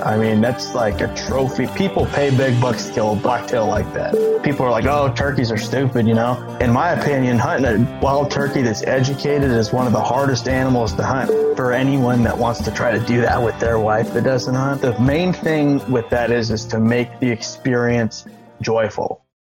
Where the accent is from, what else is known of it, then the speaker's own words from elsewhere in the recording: California, United States; I said, "California."